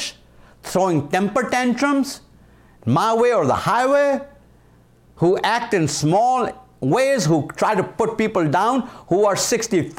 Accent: India; moved away as an adult; now in United States; I was from India, so we spoke British English

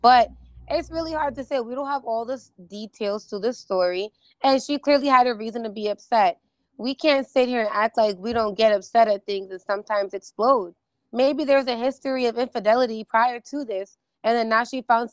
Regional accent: New York City, New York, United States; I'm from East New York

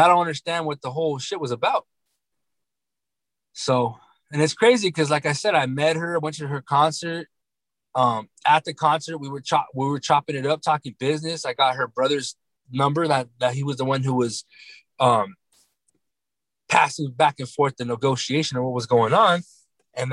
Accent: California, United States; We're both from Cali

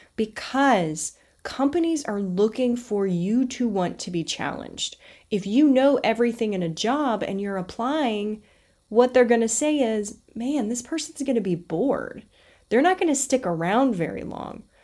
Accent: the South, United States; I was raised in the South

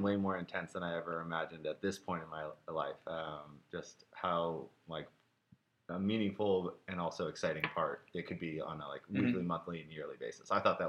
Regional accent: Portland, Oregon, United States; I grew up in Portland, Oregon, where we are

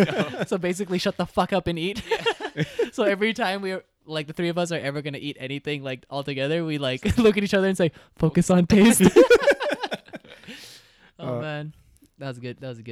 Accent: Vancouver, British Columbia, Canada; I'm from Vancouver too.

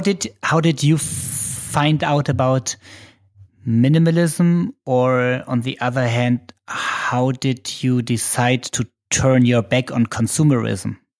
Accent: Germany; accent: German; English is a second language; it might be my German accent.

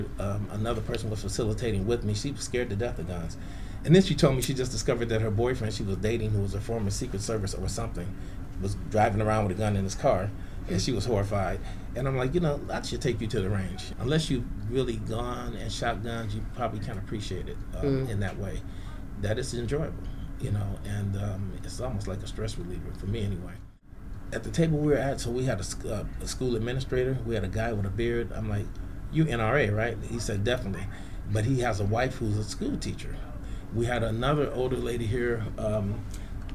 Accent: San Francisco, California, United States; We grew up in San Francisco

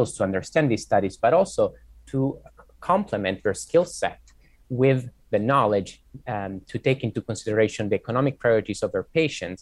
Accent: Italy; now in Boston, United States; I am originally from Italy, but I've done my medical training in the US.

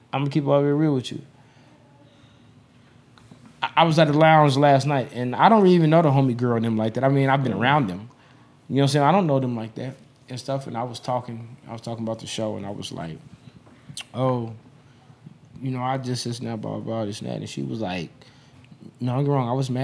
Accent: Las Vegas, Nevada, United States; And this is my town. I'm born and raised in Vegas.

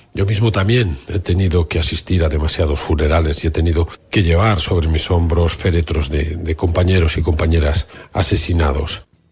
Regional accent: Basque Country, Spain; los vascos eh, vivimos 40 años de dictadura franquista

